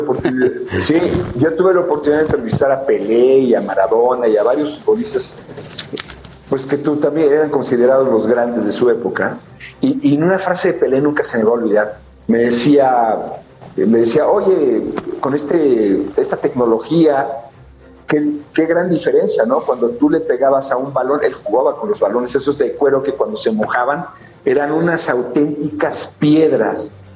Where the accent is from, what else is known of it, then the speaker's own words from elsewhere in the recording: Teoloyucan, State of Mexico, Mexico; yo soy de Teoloyucan